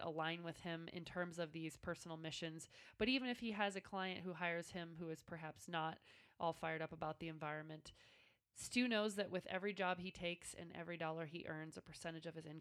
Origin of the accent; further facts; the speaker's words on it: Nebraska, United States; my home state of Nebraska